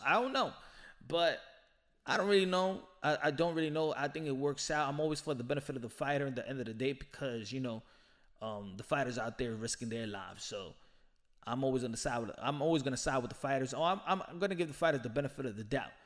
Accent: New York, United States; I'm from New York

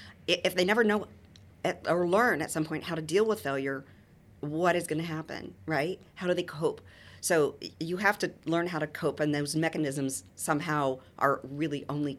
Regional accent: Midwest, United States; I mean, growing up in the Midwest is pretty conservative in that respect.

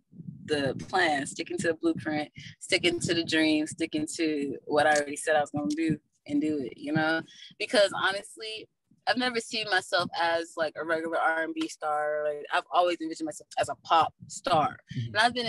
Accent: Atlanta, Georgia, United States; I'm from Atlanta, Georgetown, yeah.

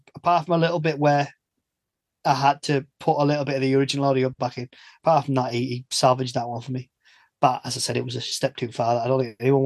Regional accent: the north of England, United Kingdom; I'm from the North

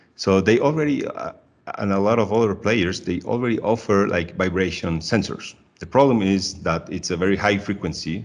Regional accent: Medellin, Antioquia, Colombia; I'm originally from Medellin, Colombia

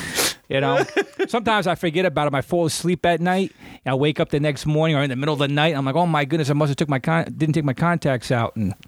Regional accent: United States; you can be from Brooklyn or Queens or from Jersey, Northeast Jersey, and you can tell that, all right, these guys are from the Northeast quarter of New Jersey, or from New York City, the five boroughs, Long Island, because of how we say certain words, like, dog, coffee.

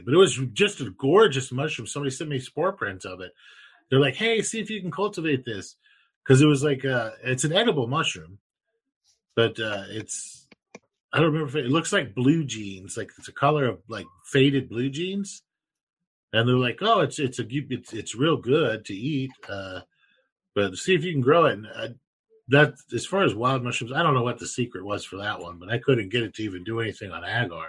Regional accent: Texas, United States; I'm from Texas.

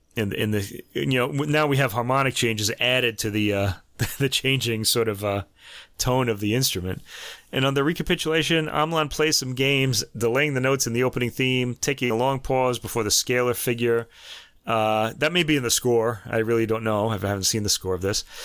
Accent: United States; And now I'm American

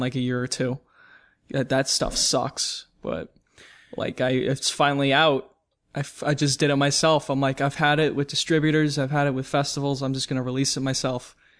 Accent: New York, United States; I'm from New York

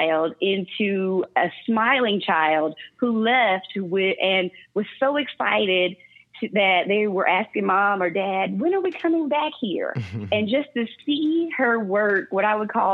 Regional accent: North Louisiana, United States; now in Dallas, United States; I'm from Louisiana

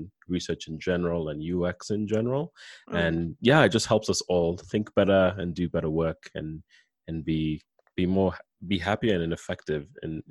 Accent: Kenya; moved away as an adult; also born or lived in Canada; I'm from Kenya. I came to Canada for undergrad

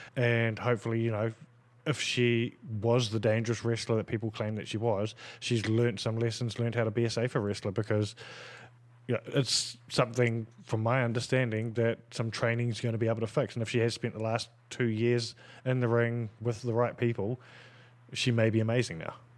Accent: New Zealand; growing up in New Zealand in a Polynesian

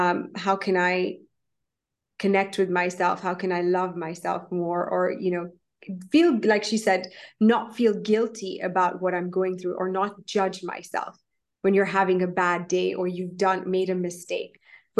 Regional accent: India; I'm actually an Indian, and in Hinduism, it's not, I wouldn't call myself religious by any means or form

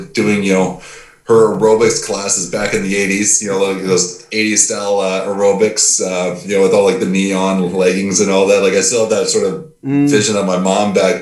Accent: Mission, British Columbia, Canada; the same place that I'm coming from

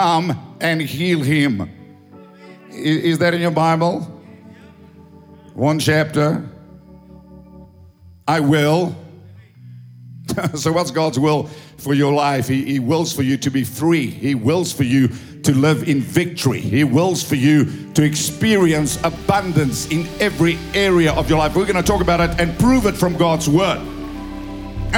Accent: South Africa; English is a second language; I'm an Afrikaner doing my best to speak English

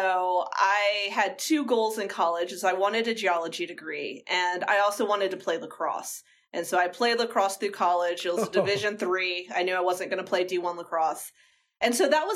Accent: Georgia, United States; I'm from Georgia, and so I grew up and we would go to the beach during the summers as a family.

